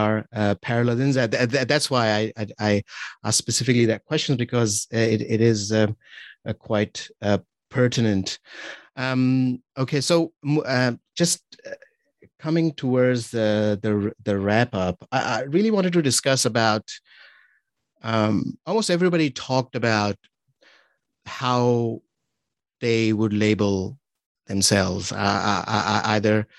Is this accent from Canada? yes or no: no; Pakistan; moved away as an adult; now in New Zealand; growing up in Pakistan